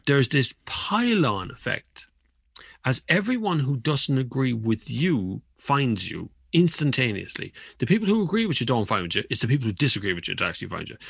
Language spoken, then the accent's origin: English; Kildare, Leinster, Ireland; my hometown used to be Kildare Town